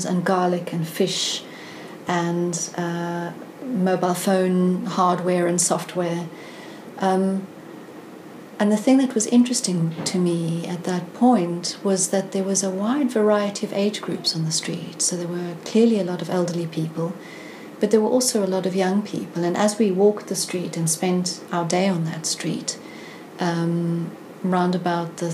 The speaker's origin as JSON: {"language": "English", "country": "South Africa", "tie": "born or raised there", "moved": "as an adult", "lives_now": "London, United Kingdom", "said": "I grew up in South Africa in the heart of the apartheid"}